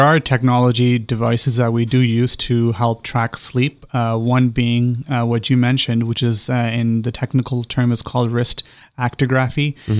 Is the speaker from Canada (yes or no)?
yes; Canada; moved away as an adult; So I'm originally from Canada. Mm-hmm. I was born and raised there.